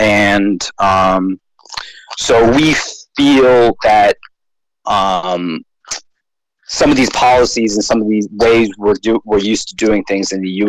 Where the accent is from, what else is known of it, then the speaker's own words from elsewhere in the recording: New Jersey, United States; moved away; I'm from the U.S. I'm from New Jersey.